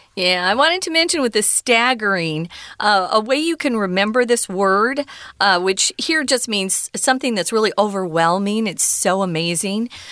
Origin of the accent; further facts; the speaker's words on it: Arizona, United States; I was growing up in Arizona